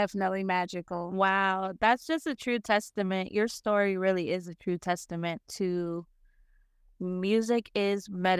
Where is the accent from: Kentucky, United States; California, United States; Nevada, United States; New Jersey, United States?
Nevada, United States; Las Vegas; I come from Las Vegas. I grew up 21 years. I was born and raised in Las Vegas. I lived there for 21 years.